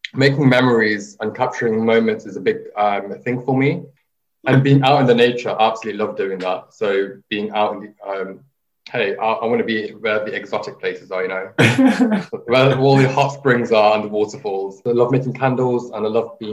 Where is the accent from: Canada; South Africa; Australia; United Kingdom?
United Kingdom; Leicester, East Midlands; also born or lived in Hertfordshire; I was born in Hertfordshire, but then I grew up in Leicester and I've just been here for the rest of my life